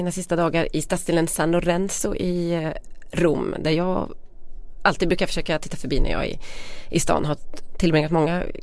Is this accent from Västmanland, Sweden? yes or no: no; Västergötland, Västra Götaland, Sweden; Vi är ändå från Västergötland.